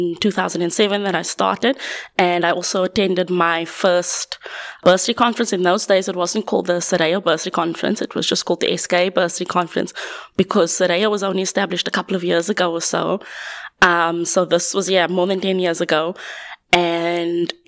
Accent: Cape Town, Western Cape, South Africa; moved away as an adult; now in Manchester, United Kingdom; I'm originally from Cape Town, currently working at the University of Manchester

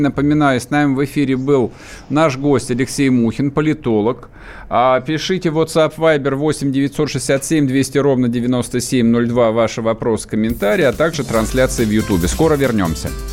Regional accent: Russia; я русский

